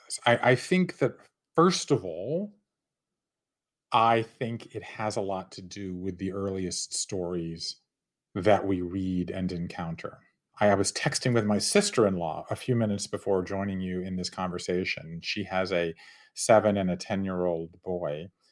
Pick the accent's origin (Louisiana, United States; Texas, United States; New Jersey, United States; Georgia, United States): Georgia, United States; Savannah; moved away as an adult; I grew up in Savannah, Georgia at a time when there was still open and accepted discrimination